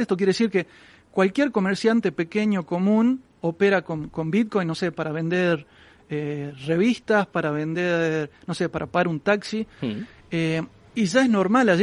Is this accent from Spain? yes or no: no; Argentina; yo vengo de Argentina donde tenemos una inflación muy alta